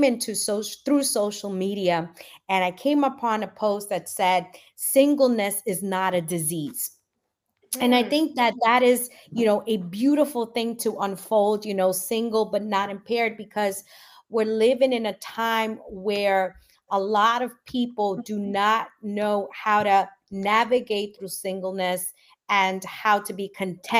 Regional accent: New York, United States; accent: New York; also born or lived in Guatemala; I'm 100% Guatemalan. I was born in Guatemala, came here at the age of 3, and I'm in New York

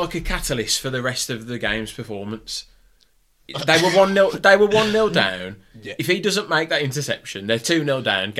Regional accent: United Kingdom; But we are British football fans

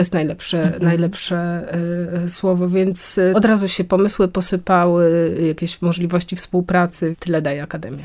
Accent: near Gdańsk, Pomeranian Voivodeship, Poland; Ja pochodzę spod Gdańska

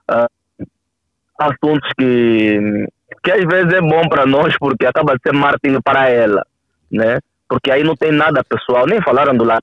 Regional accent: Cazenga, Luanda Province, Angola

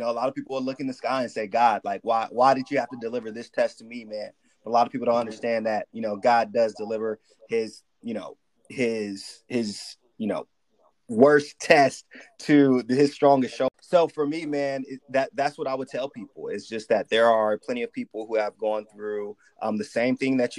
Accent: Sacramento, California, United States; also born or lived in Richmond; I moved to Sacramento when I was really young. So I just tell people that I'm from Sacramento

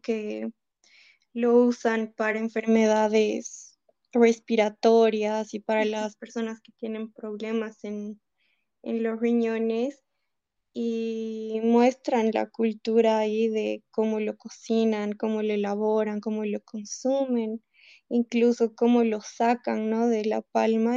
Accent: Bolivia; como bolivianos

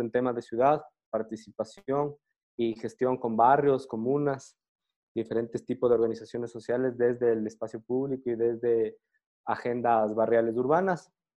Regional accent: Quito, Pichincha, Ecuador; soy de Quito, Ecuador.

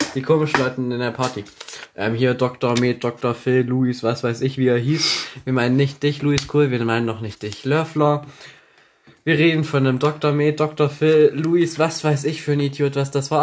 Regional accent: Thuringia, Germany; accent: Thuringian; bei uns auf dem Land stinkt es überall nach Scheiße und wir können kein Deutsch, wir können kein Hochdeutsch sprechen. Man hört uns un-, unseren Thüringer Akzent

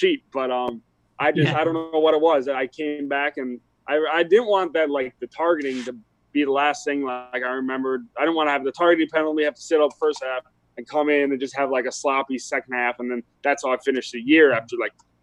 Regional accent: Wisconsin, United States; I grew up in Wisconsin

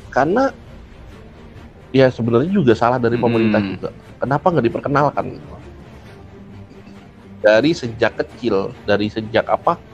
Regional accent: Java, Indonesia; sebagai orang Jawa lebih malu

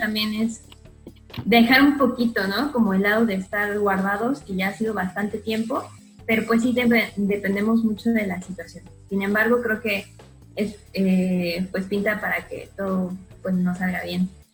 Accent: Mexico City, Mexico; moved away as an adult; now in Cancún, Mexico; soy de la Ciudad de México

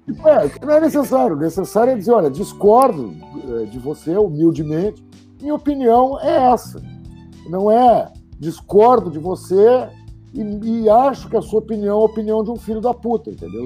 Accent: Porto Alegre, Rio Grande do Sul, Brazil; eu optei em ser caboclo na minha aldeia. Então eu passei a empreender culturalmente em Porto Alegre

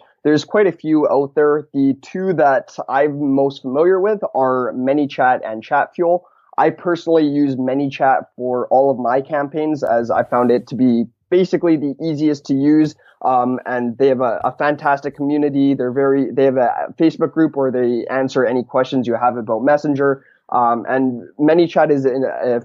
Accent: Vancouver, British Columbia, Canada; I'm actually from Vancouver, Canada

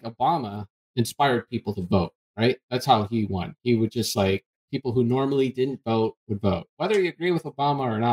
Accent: Canada; I'm Canadian

